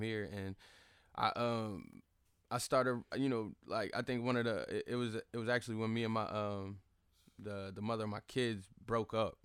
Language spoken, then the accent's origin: English; Fayetteville, North Carolina, United States; also born or lived in Charlotte, North Carolina; I'm born and raised in the Vale. I was born at K-Fair